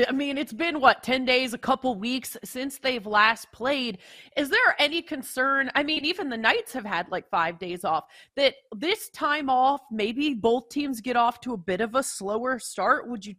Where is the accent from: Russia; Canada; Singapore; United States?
Canada; I'm Canadian